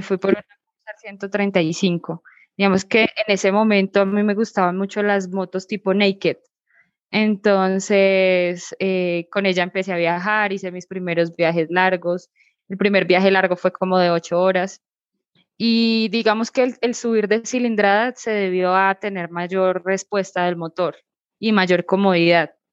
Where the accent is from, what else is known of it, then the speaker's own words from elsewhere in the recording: Bogotá, Colombia; yo soy de Colombia, exactamente del departamento de Cundinamarca, en la capital, Bogotá.